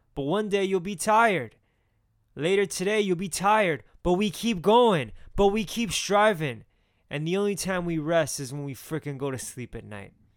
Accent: Miami, Florida, United States; I'm from Miami

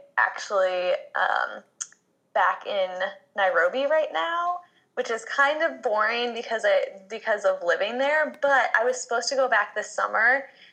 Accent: Chicago, Illinois, United States; also born or lived in Oak Park, Illinois; now in Boston, United States; I'm originally from Chicago and then Oak Park

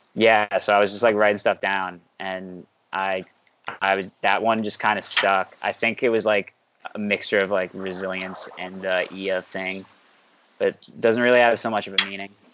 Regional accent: New York, United States; I'm from New York, and I play guitar

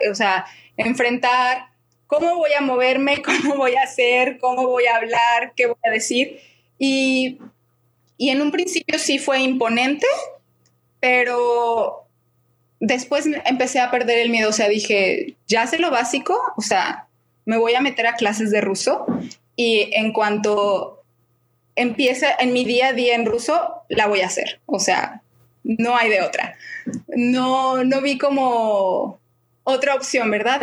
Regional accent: Guadalajara, Jalisco, Mexico; moved away as an adult; also born or lived in Prague, Czech Republic; now in Moscow, Russia; soy de Guadalajara y actualmente vivo en Moscú

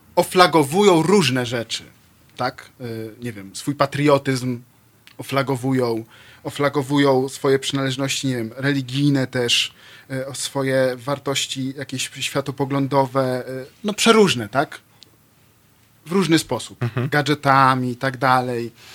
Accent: Lublin, Lublin Voivodeship, Poland; jestem z Lublina.

